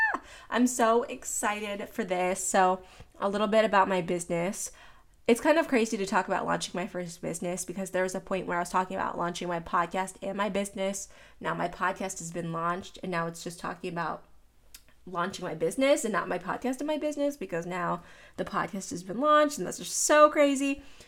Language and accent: English; Pittsburgh, Pennsylvania, United States; moved away; I'm from Pittsburgh